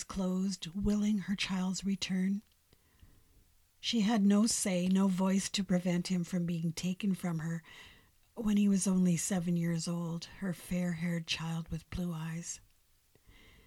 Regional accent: Fort Frances, Ontario, Canada; My hometown was renamed for little George's mother

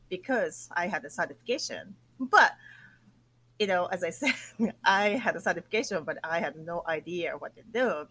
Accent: Akita, Japan; English is a second language; moved away as an adult; also born or lived in Tokyo, Japan / New York, United States; how beautiful my hometown was

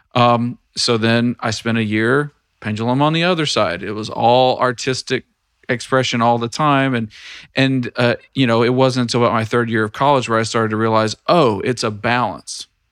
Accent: Tennessee, United States; I am in the state of Tennessee now. This is my home state

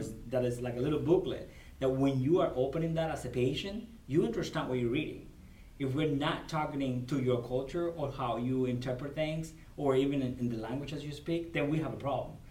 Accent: Cuba; English is a second language; moved away as an adult; now in United States; I was born and raised in Cuba. So I immigrated in 1998

